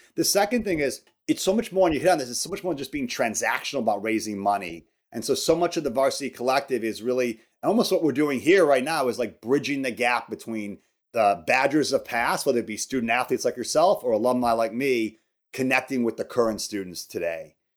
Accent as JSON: {"language": "English", "area": "outside Chicago", "region": "Illinois", "country": "United States", "tie": "born or raised there", "also_born_or_lived": "Wisconsin", "moved": "as an adult", "said": "I grew up outside Chicago."}